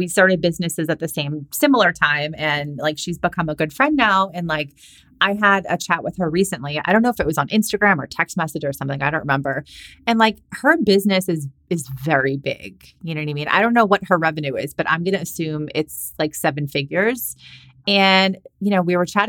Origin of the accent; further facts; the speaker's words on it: Boston, Massachusetts, United States; moved away; also born or lived in California; I was living in California. I'm from Boston, and like that's where all my family and friends are